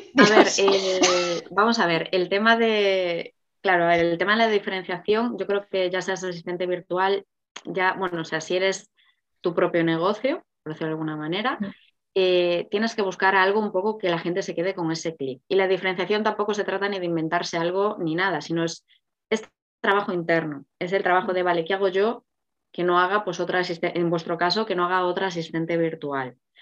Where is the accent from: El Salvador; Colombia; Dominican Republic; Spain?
Spain; Galicia; moved away; yo soy gallega